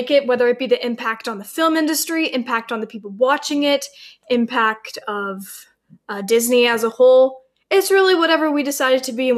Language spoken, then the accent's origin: English; Ontario, Canada; we're sisters from Ontario